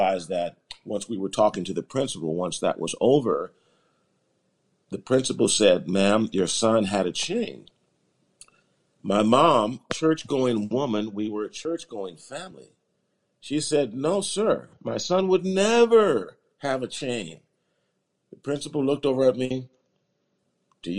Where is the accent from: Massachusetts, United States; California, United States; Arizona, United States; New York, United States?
California, United States; Los Angeles; I was born in Los Angeles, California. Right around South Central Los Angeles